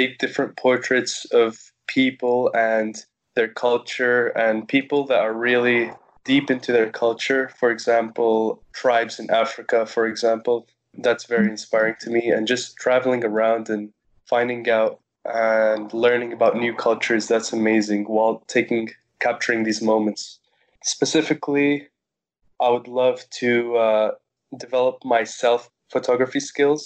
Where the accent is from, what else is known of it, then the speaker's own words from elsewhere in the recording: Cyprus; I was born in Cyprus